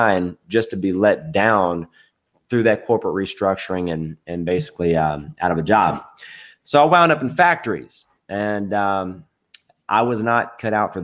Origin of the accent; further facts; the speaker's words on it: Edmonson County, Kentucky, United States; also born or lived in Bowling Green, Kentucky; So I was born in Bowling Green, Kentucky, grew up in Edmondson County, Kentucky.